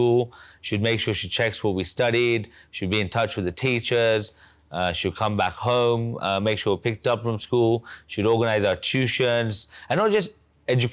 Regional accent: Uganda; I was born in Uganda in 1990

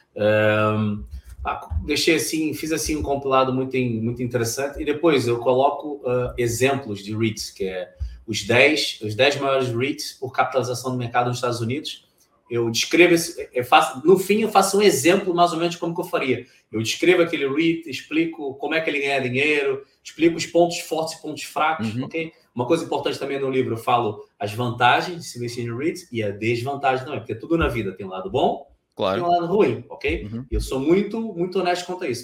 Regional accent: Brazil; moved away as an adult; now in Portugal; no país onde eu nasci, o Brasil

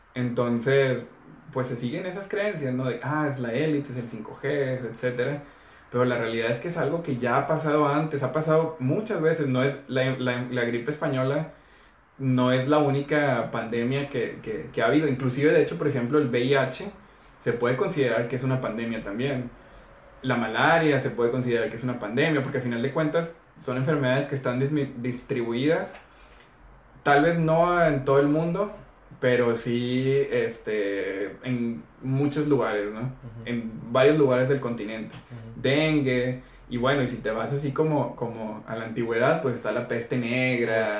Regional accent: Mexico; hay gente de, mi ciudad, por ejemplo, que estamos cerca de Estados Unidos

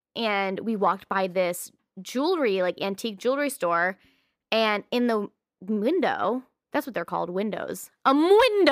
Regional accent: United States; As an American

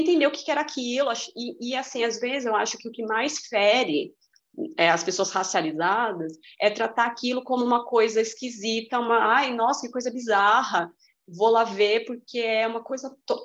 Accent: Brazil; eu sou brasileira.

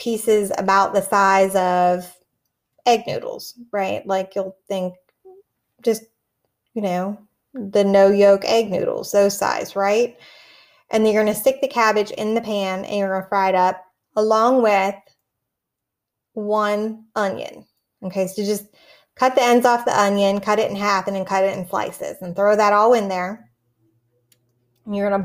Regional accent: McKees Rocks, Pennsylvania, United States; moved away as an adult; I am from McKees Rocks.

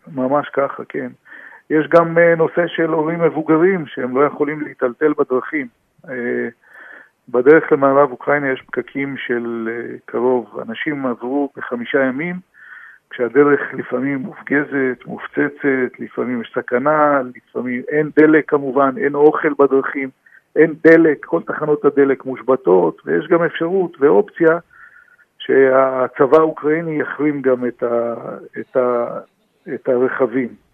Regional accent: Israel; אנחנו גרים פה בארץ ישראל, נולדנו בארץ ישראל

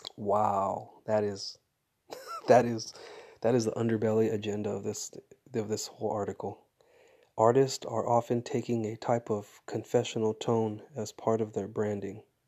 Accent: Fresno, California, United States; growing up in Fresno

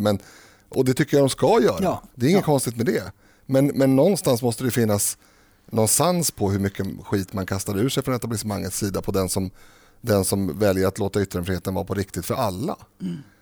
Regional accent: Stockholm, Stockholm County, Sweden; jag är född i Rinkeby

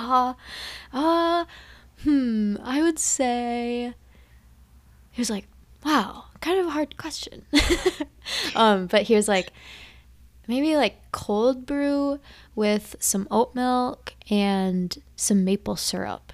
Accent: Minnesota, United States; we are from Minnesota

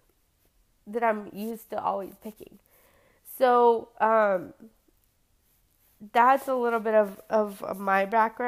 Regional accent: San Antonio, Texas, United States; I've born and raised in San Antonio, grew up here.

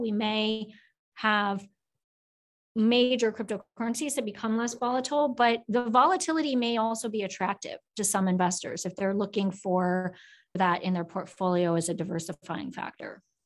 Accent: Oak Grove, Minnesota, United States; moved away as an adult; also born or lived in South Korea; grew up in Minnesota in a very small town called Oak Grove outside of Minneapolis

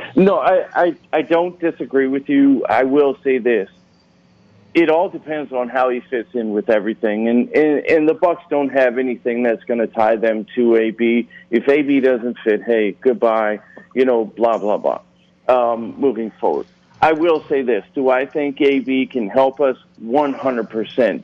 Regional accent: Reading, Pennsylvania, United States; I grew up in Reading, Pennsylvania

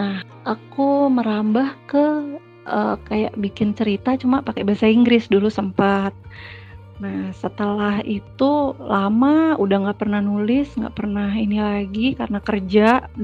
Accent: Yogyakarta, Special Region of Yogyakarta, Indonesia; aku dari Jogja tinggalnya juga masih di Jogja aku ibu beranak satu

